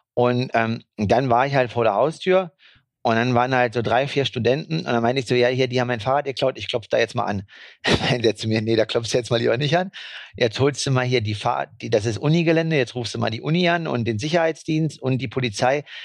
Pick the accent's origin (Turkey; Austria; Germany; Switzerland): Germany; als Deutscher